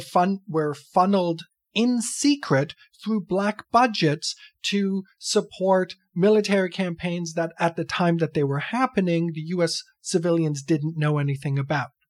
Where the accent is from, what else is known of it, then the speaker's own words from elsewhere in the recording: Canada; I'm some schmuck from Canada